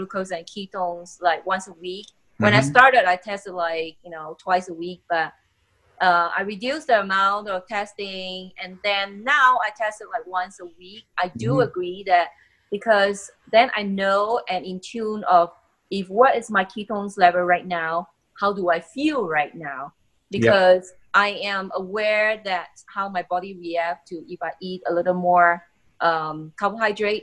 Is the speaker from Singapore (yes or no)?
yes; Singapore; moved away as an adult; now in United States; I grew up in Singapore